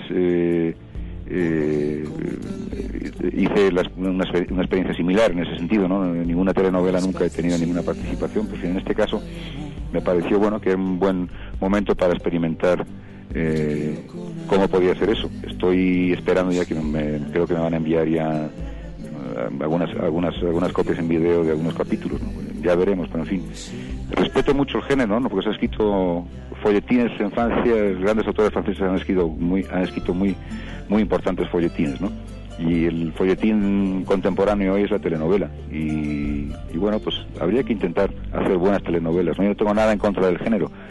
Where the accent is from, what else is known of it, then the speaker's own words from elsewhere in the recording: Philippines; moved away; cuando era pequeño y en Filipinas veía sus películas